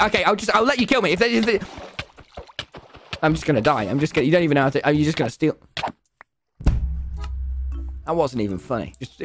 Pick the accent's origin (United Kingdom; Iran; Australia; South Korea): United Kingdom; accent: British; You just made fun of my British accent.